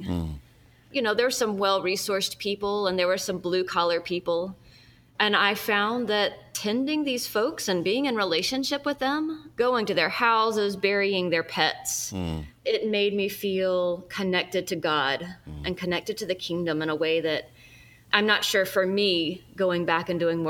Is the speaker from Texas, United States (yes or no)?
no; Birmingham, Alabama, United States; also born or lived in Fayette, Alabama; I'm an Episcopal priest. I actually grew up in Birmingham, just down the road from where my church plant, the Abbey, is located. I am Japanese American, which is pretty unusual in Birmingham, Alabama.